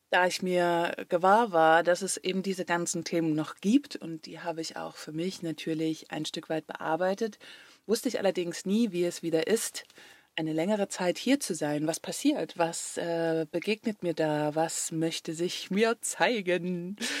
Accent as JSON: {"language": "German", "country": "Germany", "tie": "born or raised there", "moved": "as an adult", "said": "Deutschland ist eben da, wo ich aufgewachsen bin"}